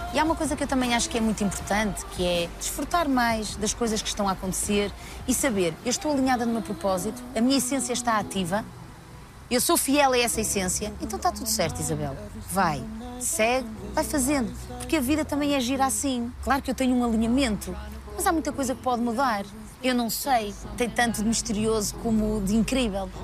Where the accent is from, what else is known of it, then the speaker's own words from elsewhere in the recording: Santa Maria de Lamas, Norte, Portugal; accent: pronúncia do Norte; moved away as an adult; now in Lisbon, Portugal; Eu sou do Norte, sou de Santa Maria de Lamas, mas sempre vivi muito bem aqui em Lisboa